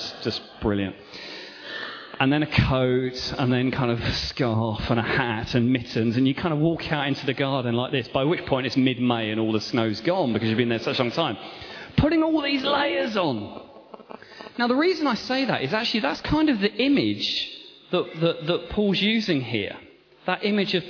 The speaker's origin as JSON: {"language": "English", "area": "Kent", "region": "South East England", "country": "United Kingdom", "tie": "born or raised there", "moved": "yes", "said": "I grew up in Kent"}